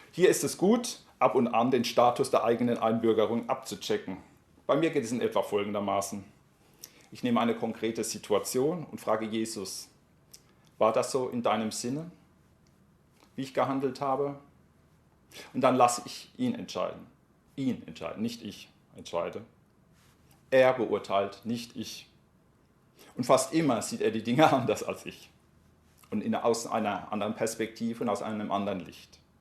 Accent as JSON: {"language": "German", "country": "Germany", "said": "ich werde relativ schnell als Deutscher erkannt"}